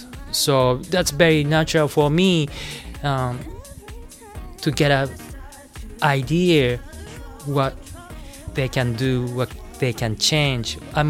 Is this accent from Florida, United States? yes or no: no; New York City, New York, United States; English is a second language; growing up in New York City. Staying in New York City, moved to New York City.